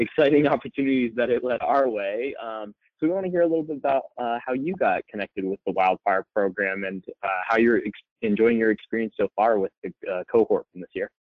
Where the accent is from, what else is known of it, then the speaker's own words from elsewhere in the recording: West Palm Beach, Florida, United States; now in Gainesville, United States; I am from West Palm Beach, Florida, but I am currently working as an HR business partner for the University of Florida in Gainesville